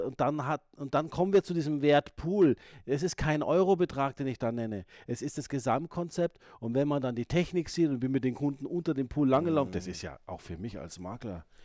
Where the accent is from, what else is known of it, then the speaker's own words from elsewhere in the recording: Ingolstadt, Bavaria, Germany; moved away; ich komme aus Ingolstadt ursprünglich